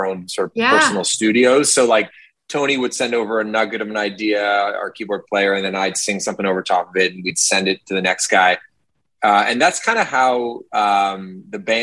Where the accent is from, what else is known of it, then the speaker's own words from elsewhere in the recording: Toronto, Ontario, Canada; also born or lived in Hamilton; I grew up in Toronto and then I went to Hamilton for university